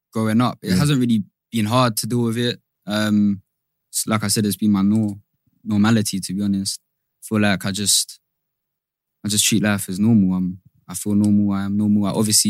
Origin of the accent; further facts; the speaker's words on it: England, United Kingdom; also born or lived in South London; I'm from England. Originally from Cyprus, or ethnically from Cyprus.